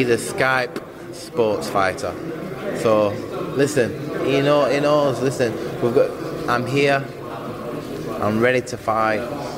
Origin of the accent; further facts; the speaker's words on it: United Kingdom; I'm a Brit as well